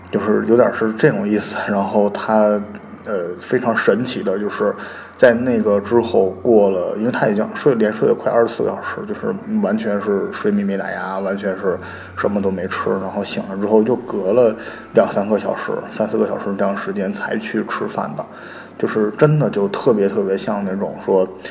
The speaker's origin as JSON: {"language": "Chinese", "region": "Northeast China", "country": "China", "said": "因为我们家是东北的"}